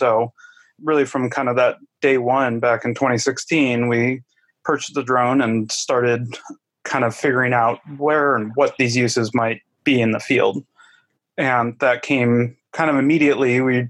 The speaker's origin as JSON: {"language": "English", "region": "Michigan", "country": "United States", "tie": "born or raised there", "also_born_or_lived": "West Africa", "moved": "as an adult", "lives_now": "Pacific Northwest, United States", "said": "I grew up in Michigan, got my degree from Michigan State."}